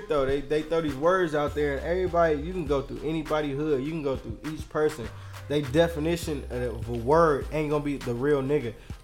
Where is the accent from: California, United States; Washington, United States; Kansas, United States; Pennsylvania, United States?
California, United States; Oakland; But I'm really from East Oakland.